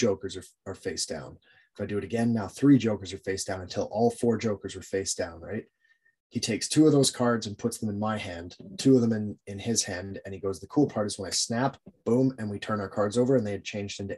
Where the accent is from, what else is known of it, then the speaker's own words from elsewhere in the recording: Jasper, Alberta, Canada; growing up in Jasper, man, we had the smallest library